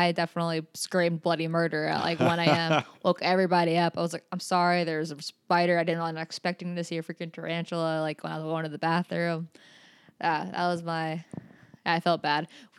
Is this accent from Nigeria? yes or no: no; Utah, United States; And everyone always asks that question when I'm like, oh yeah, I'm from Utah.